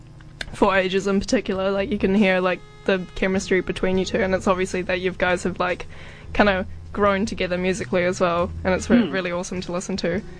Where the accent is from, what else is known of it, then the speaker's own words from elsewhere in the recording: New Zealand; being like a young woman as well, like growing up in New Zealand